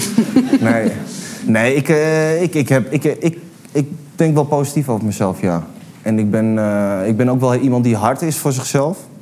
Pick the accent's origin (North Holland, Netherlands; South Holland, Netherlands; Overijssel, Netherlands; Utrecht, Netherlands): North Holland, Netherlands; Amsterdam; ik ben een, een Amsterdams jongen, ik ben opgegroeid aan de bruine, bruine bar